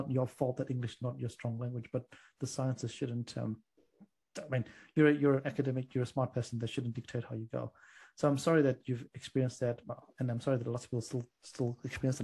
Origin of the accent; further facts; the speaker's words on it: Zimbabwe; now in New Zealand; I'm from Zimbabwe, and the one thing I like to reflect with you is when I was growing up in Zimbabwe